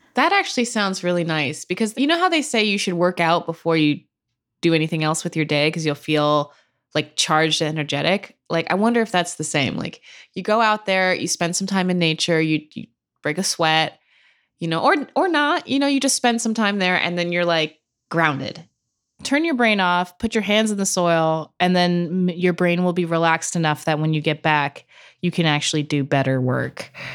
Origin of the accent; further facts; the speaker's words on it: Santa Cruz, California, United States; moved away as an adult; now in New York City, United States; I grew up in Santa Cruz